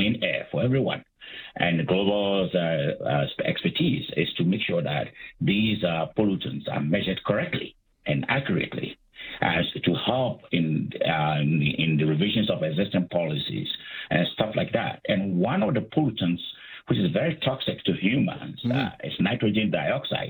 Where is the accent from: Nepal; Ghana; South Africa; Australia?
Ghana; moved away as an adult; also born or lived in United States / Calgary, Canada; I'm from Africa. I'm from Ghana. I did my undergraduate studies in Ghana